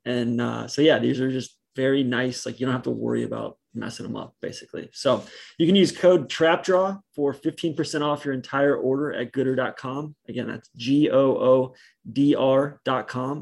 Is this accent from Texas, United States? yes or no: no; Atlanta, Georgia, United States; moved away as an adult; now in Boston, United States; I grew up in Atlanta and that was such a suburban